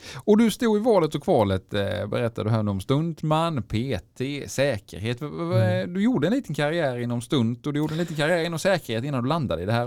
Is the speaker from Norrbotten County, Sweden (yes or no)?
no; Hällevik, Blekinge, Sweden; jag är från Hällevik, också från Blekinge